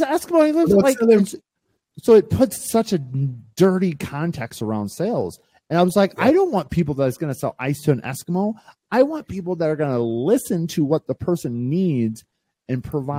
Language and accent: English; Midwest, United States; I grew up in the Midwest and it was sort of instilled in me like we don't charge people, Zach.